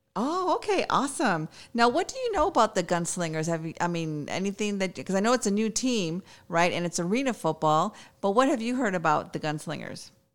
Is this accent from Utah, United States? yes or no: no; Chicago, Illinois, United States; I'm from Chicago